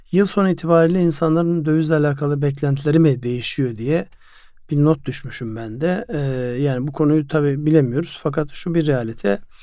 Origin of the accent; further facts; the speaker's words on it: Ardahan, Turkey; moved away; Yani benim memleketim Ardahan